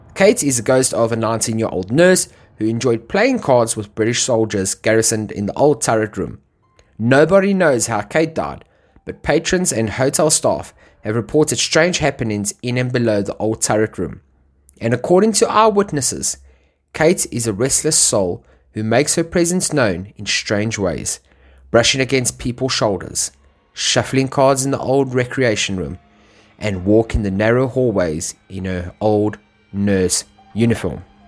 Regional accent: South Africa; me being South African

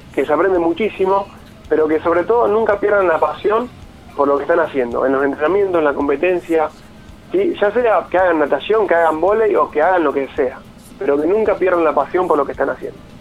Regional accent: Casilda, Santa Fe, Argentina; also born or lived in Rosario; soy de Casilla, eh, que bueno, que, que, entrené casi toda mi, carrera de adulto, la entrené acá en Rosario

